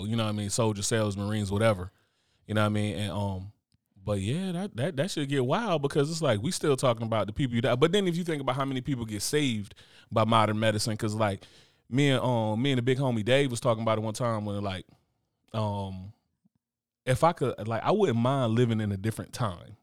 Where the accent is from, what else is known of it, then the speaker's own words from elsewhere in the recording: United States; I'm American